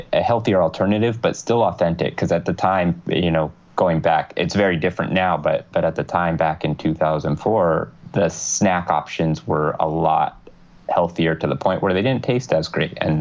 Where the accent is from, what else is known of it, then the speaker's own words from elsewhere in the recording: Southern California, United States; growing up in Southern California, Spanish really wasn't a problem